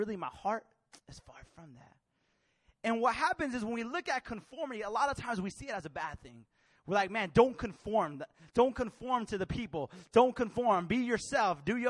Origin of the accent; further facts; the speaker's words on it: Bay Area, California, United States; I grew up in the Bay Area